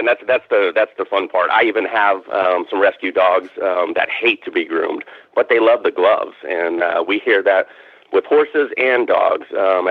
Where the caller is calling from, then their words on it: Fort Worth, Texas, United States; Yeah, south of Fort Worth, Texas. So Dallas-Fort Worth area.